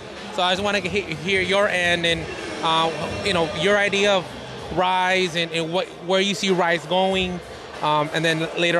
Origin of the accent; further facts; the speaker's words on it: Bridgeport, Connecticut, United States; now in Hamden, United States; I'm originally from Bridgeport, Connecticut